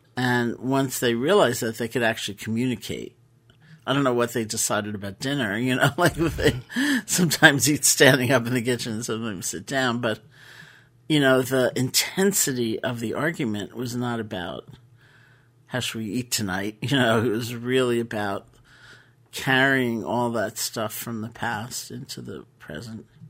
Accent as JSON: {"language": "English", "town": "New York City", "region": "New York", "country": "United States", "tie": "born or raised there", "said": "I grew up in New York City"}